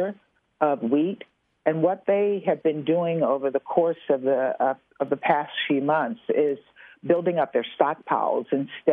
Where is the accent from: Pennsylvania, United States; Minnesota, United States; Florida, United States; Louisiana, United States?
Louisiana, United States; I'm from Louisiana